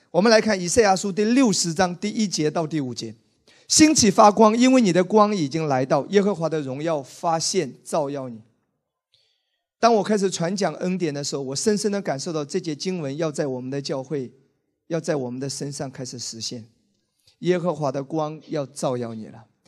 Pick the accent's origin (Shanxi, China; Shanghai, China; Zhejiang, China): Zhejiang, China; Wenzhou; 我是一个温州人，你知道吗？我在温州成长